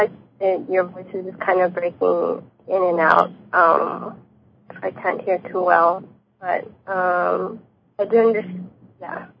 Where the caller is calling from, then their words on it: Los Angeles, California, United States; I'm calling from Los Angeles.